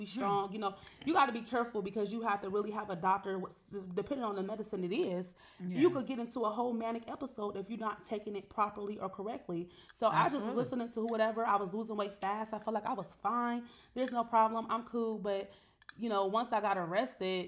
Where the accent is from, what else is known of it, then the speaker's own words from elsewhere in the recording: Cleveland, Ohio, United States; I was from Cleveland